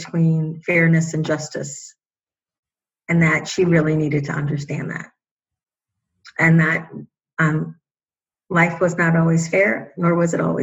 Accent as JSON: {"language": "English", "town": "Chicago", "region": "Illinois", "country": "United States", "said": "I am from Chicago originally, a lower middle class family."}